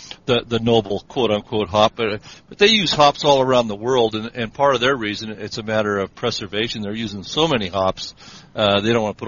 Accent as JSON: {"language": "English", "town": "Spokane", "region": "Washington", "country": "United States", "tie": "born or raised there", "lives_now": "Yakima, United States", "said": "I was born in Spokane, Washington, which is about 200 miles here from Yakima."}